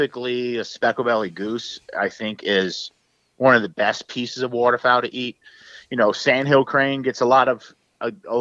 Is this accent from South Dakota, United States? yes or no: no; South Louisiana, United States; also born or lived in San Francisco Bay Area, California; I'm from South Louisiana, right? Like there's no cliffs and drop-offs where we're from.